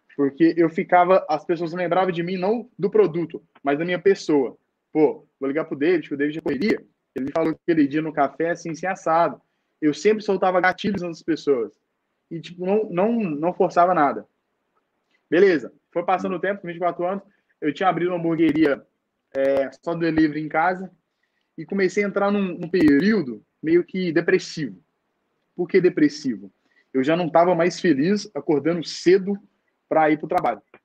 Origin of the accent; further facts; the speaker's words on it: Nova Serrana, Minas Gerais, Brazil; saí lá de Novo Serrano, vim para BH